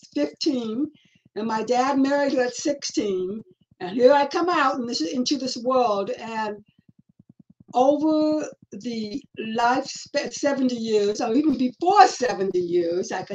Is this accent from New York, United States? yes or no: no; Los Angeles, California, United States; also born or lived in Hawaii / Nevada / Westlake Village; I was born and raised in Los Angeles